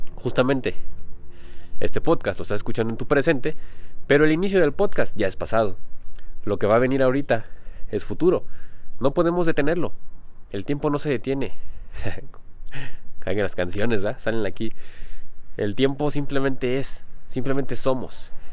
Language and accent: Spanish; Mexico; yo no me considero mexicano, aunque haya nacido aquí en México